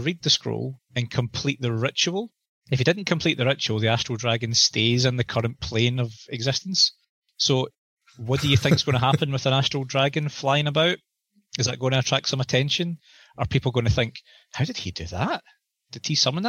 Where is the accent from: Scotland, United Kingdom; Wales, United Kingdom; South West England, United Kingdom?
Scotland, United Kingdom; I'm a Scotsman